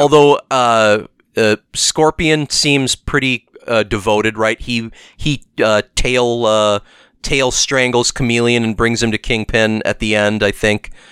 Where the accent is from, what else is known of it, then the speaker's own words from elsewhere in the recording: Milwaukee, Wisconsin, United States; we're from there